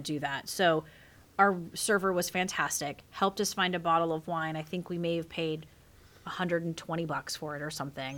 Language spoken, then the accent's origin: English; South Carolina, United States; I'm that redneck from South Carolina